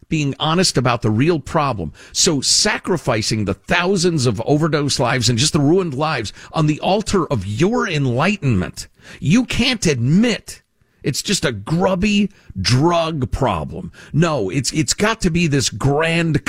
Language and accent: English; Chicago, Illinois, United States; I grew up in Chicago